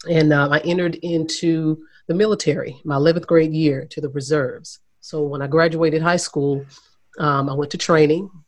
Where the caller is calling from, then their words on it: Haslet, Texas, United States; I am here in Northwest Fort Worth. It's a small town right outside of uh, Fort Worth called Haslet.